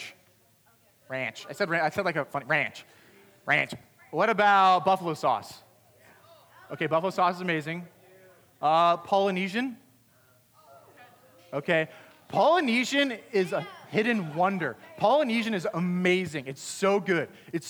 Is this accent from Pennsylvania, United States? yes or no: yes; Pennsylvania, United States; I grew up in Pennsylvania.